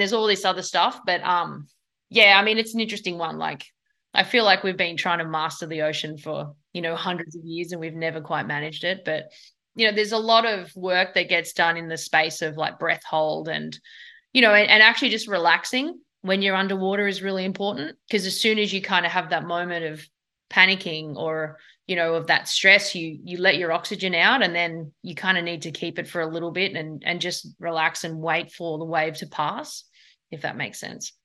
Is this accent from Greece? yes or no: no; Sydney, New South Wales, Australia; now in United States; where I grew up in Bondi